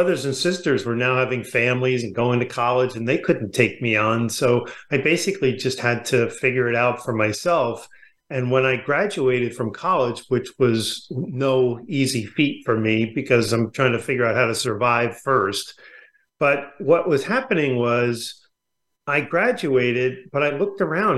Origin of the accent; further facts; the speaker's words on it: New York, United States; also born or lived in California; now in La Jolla, United States; I grew up in New York